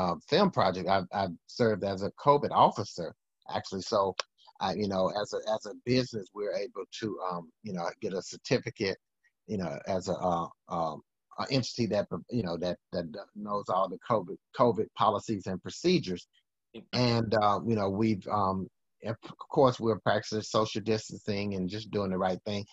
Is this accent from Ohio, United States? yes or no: no; Alabama, United States; moved away; growing up in the hood in Alabama